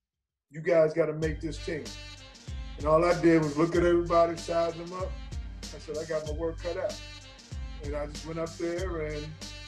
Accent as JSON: {"language": "English", "town": "New York City", "region": "New York", "country": "United States", "also_born_or_lived": "Chicago", "moved": "as an adult", "said": "I said, I want to go south, but not too far south, because I'm a city guy. I'm from Brooklyn, New York."}